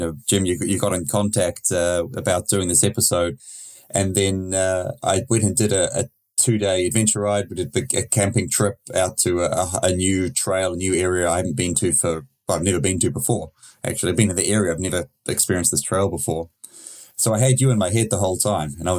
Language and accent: English; New Zealand; I'm from New Zealand